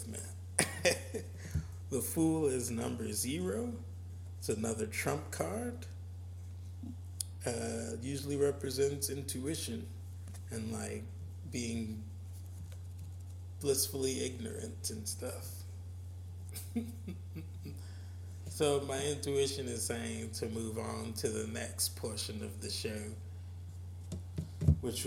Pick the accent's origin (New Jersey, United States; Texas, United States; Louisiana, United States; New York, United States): Louisiana, United States; New Orleans; growing up in the New Orleans area